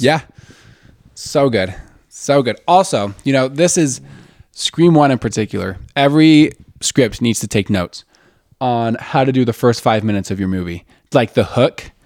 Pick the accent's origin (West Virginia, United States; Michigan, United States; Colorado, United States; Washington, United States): Michigan, United States; Westland; also born or lived in Plymouth, Michigan; I'm from Westland